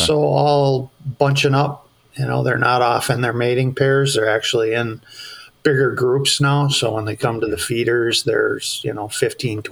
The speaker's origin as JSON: {"language": "English", "region": "Iowa", "country": "United States", "tie": "born or raised there", "also_born_or_lived": "Eden Prairie, Minnesota", "moved": "yes", "lives_now": "Bemidji, United States", "said": "I grew up in Iowa."}